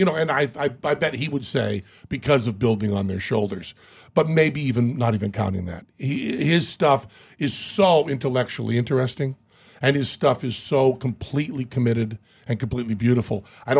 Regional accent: United States; you're American. I'm an American.

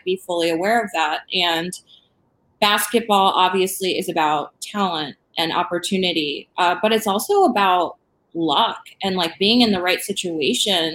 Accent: Michigan, United States; I'm from Michigan

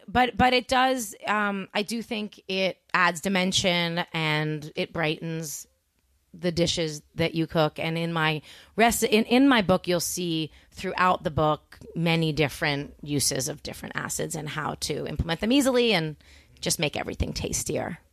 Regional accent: Toronto, Ontario, Canada; also born or lived in Montreal; I grew up in Toronto

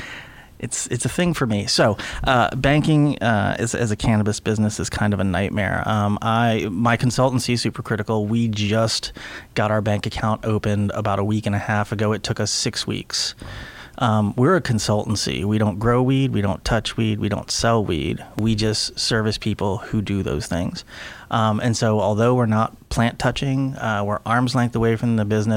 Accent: Washington, District of Columbia, United States; moved away; also born or lived in California; I'm originally from Washington D.C.

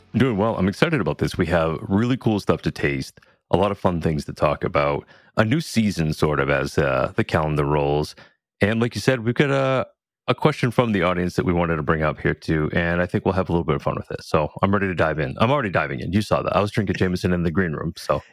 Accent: New England, United States; growing up in New England

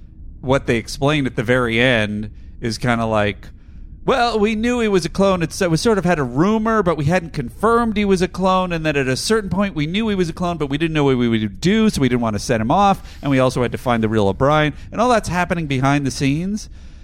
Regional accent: Adelaide, South Australia, Australia; but I'm also from Australia's big country town of Adelaide. I can confirm that we definitely have a unique provincial dialect, which is a little more posh than our eastern counterparts

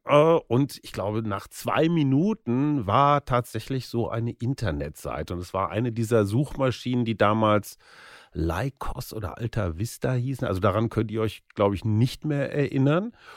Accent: North Rhine-Westphalia, Germany; bei uns in Westfalen

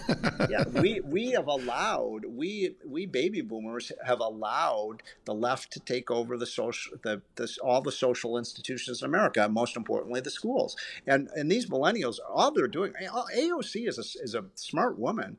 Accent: Illinois, United States; my home state of Illinois

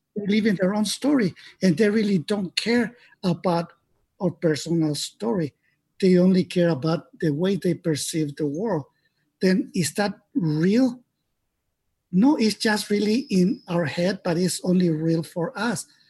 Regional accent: Mexico; I was born in Mexico

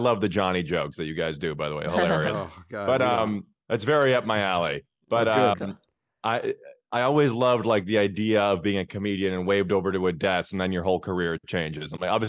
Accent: Chicago, Illinois, United States; I'm from Chicago, though. Yeah, I grew up in Lincoln Park in the city. My dad, they grew up in the suburbs. I grew up on the north side of Chicago.

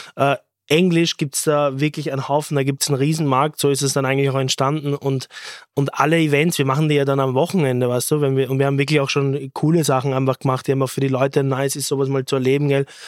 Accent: Austria; das ist unsere Kultur, wir sind Österreicher

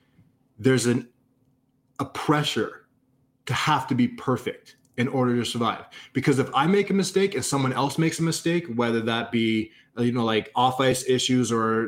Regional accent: Canada; I'm a Canadian kid.

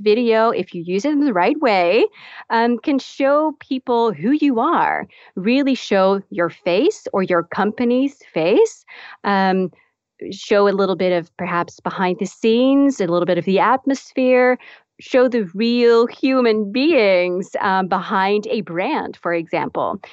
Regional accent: Netherlands; moved away as an adult; also born or lived in Texas, United States / Dallas; I'm actually from the Netherlands. So I was b, uh, born and raised in the Netherlands.

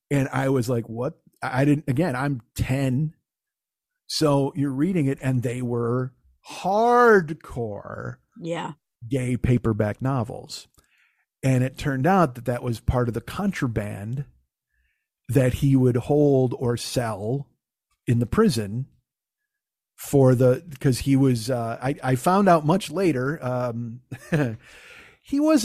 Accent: Chicago, Illinois, United States; also born or lived in Romeoville, Illinois / Los Angeles; When I lived in Romeoville, this is after we moved from Chicago

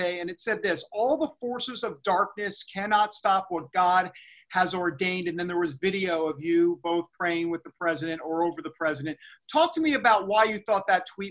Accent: New York City, New York, United States; I'm from New York City

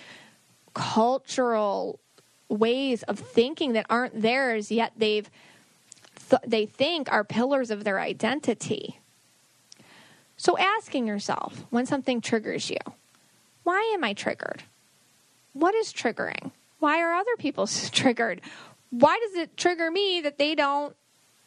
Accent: Buffalo, New York, United States; I'm from Buffalo

